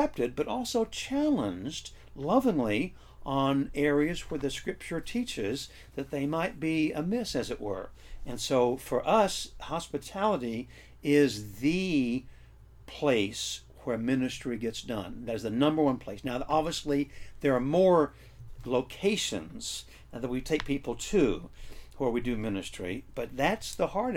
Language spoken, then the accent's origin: English; United States; as American Christians